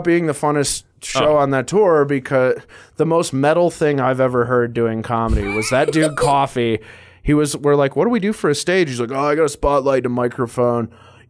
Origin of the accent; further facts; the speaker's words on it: Las Cruces, New Mexico, United States; born there; I was born in New Mexico. I was born in a little border town in New Mexico called Las Cruces.